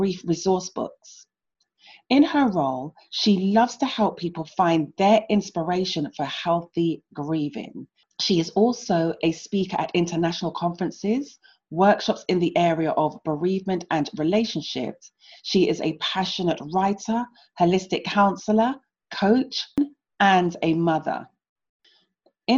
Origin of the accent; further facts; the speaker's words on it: London, United Kingdom; I was born and raised in London